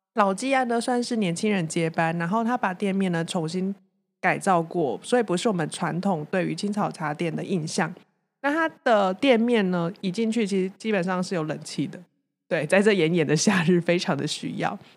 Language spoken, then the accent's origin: Chinese; Taichung, Taiwan; 身为台中人